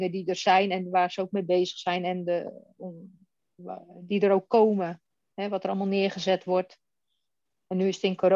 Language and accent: Dutch; Den Helder, North Holland, Netherlands; now in Westerland, Netherlands; Ik ben 47 jaar. Ik ben geboren getogen in Den Helder, maar ik woon nu in de Haukens, het Westerland, vlakbij Hippolytushoef.